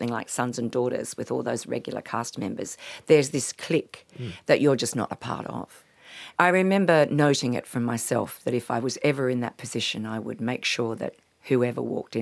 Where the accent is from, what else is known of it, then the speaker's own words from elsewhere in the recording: Palo Alto, California, United States; now in Australia; when I was growing up in Palo Alto, it turned out that Joan Baez actually went to the same school that I went